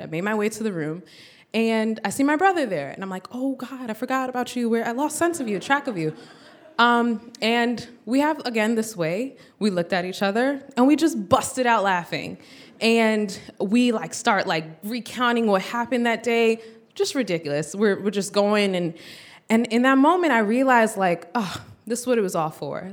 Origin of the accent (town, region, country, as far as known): United States; born or raised there